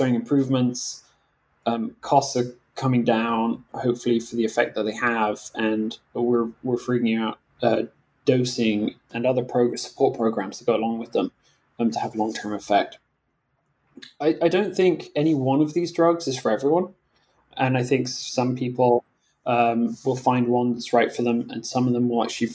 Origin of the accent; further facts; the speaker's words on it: Scotland, United Kingdom; moved away; my home country in Scotland